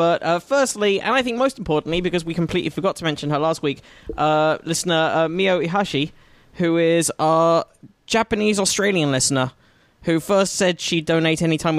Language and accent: English; United Kingdom; as a Brit